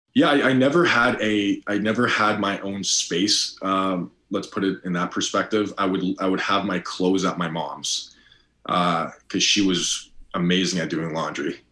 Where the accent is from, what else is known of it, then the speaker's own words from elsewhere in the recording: Toronto, Ontario, Canada; now in United States; I grew up born and raised in Toronto, Ontario